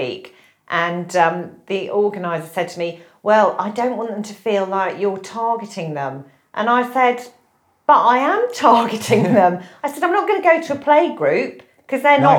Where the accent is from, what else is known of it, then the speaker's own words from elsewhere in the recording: United Kingdom; we are British